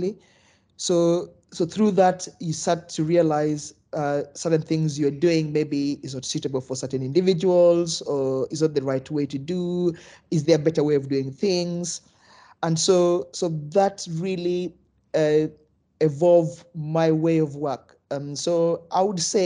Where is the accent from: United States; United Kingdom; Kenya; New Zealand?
Kenya; moved away; originally I'm from Kenya, so when I grew up, we almost play football through experiment